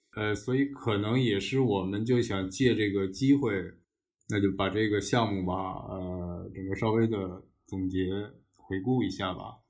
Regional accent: Beijing, China; 世界上可能只有我一个人是可以说土生土长的这种嗯。北京人或者当地人、本地人

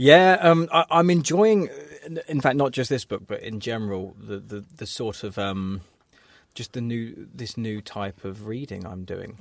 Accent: England, United Kingdom; as English people

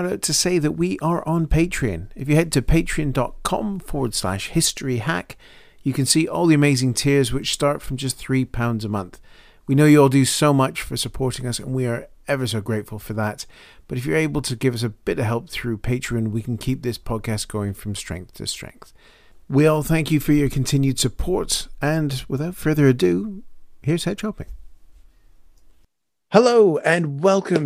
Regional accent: Calgary, Alberta, Canada; moved away; You're in my hometown, aren't you? You're over in Calgary.

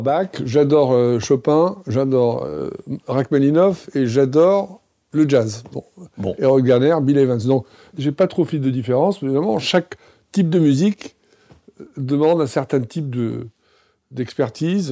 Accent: Tunisia; moved away; je suis né en Tunisie

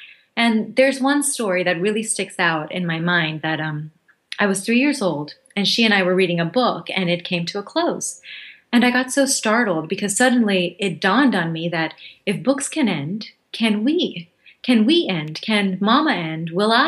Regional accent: Thailand; moved away; also born or lived in Bangladesh / Hawaii; I'm from Bangladesh. I was born there. We moved to Hawaii when I was 2, and then when I was 6, we moved to Thailand.

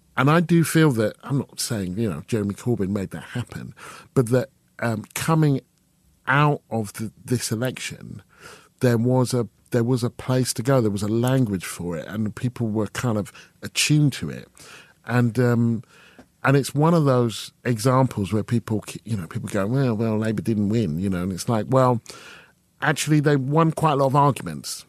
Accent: Stevenage, East of England, United Kingdom; I'm from Stevenage

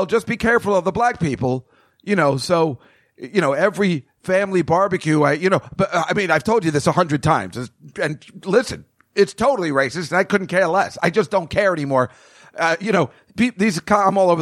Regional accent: New Jersey, United States; I'm a guy from Jersey

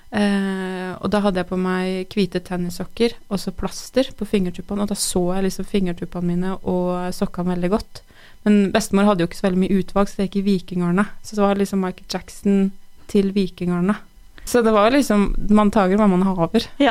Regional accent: Tynset, Innlandet, Norway; jeg eh, er født og oppvokst på Tynset

